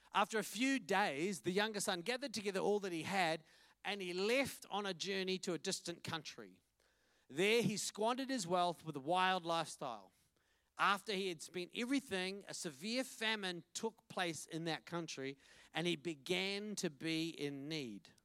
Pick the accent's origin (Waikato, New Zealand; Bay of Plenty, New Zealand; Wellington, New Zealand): Wellington, New Zealand; I'm from Wellington, and this is my family